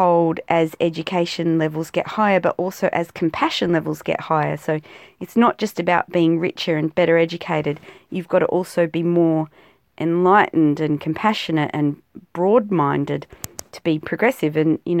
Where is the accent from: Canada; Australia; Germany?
Australia; South Australia; used to think, you know, living out in South Australia, particularly South Australia of Australia, we're more British than the Brits